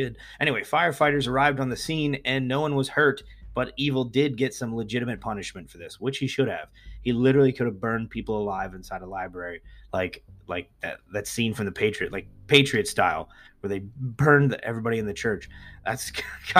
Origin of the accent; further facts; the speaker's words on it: East Coast, United States; places where I grew up in the East Coast